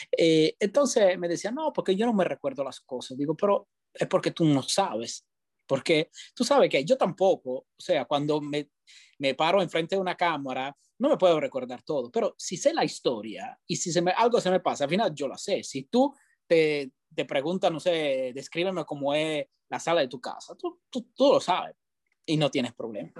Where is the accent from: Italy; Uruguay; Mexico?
Italy; first language Italian; Spanish is a second language; moved away as an adult; also born or lived in Spain; now in Tampa, United States; yo soy italiano, nací en Italia, me crié en Italia, empecé mi carrera en Italia